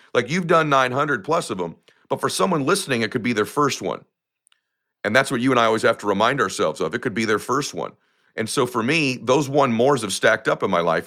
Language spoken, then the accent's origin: English; United States; I come from lower middle class America.